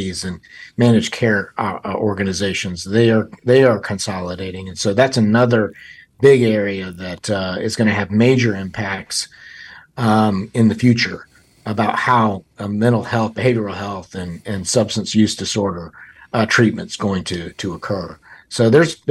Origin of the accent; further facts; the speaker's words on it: Davidson County, North Carolina, United States; I'm from Davidson County, grew up there